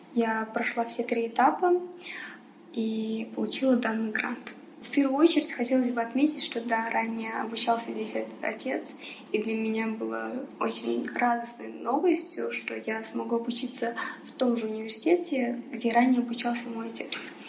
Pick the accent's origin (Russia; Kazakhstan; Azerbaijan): Kazakhstan; Almaty; also born or lived in Pakistan / Afghanistan; Казахстан является моей второй родиной. Я здесь выросла